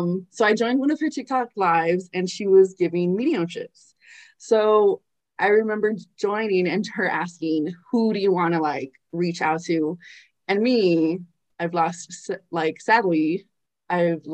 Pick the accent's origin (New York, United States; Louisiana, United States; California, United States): California, United States; I was born and raised in Cali.